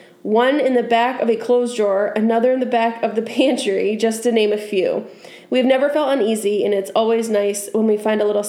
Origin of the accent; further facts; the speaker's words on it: Maine, United States; where I grew up in Maine, that was like... Just, we had tons of fields